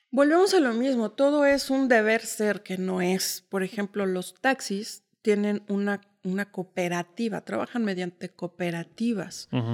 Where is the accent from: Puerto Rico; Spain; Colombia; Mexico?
Mexico; Mexico City; moved away as an adult; now in Uruapan, Mexico; yo nací en la Ciudad de México, viví 20 años, 29 años en la Ciudad de México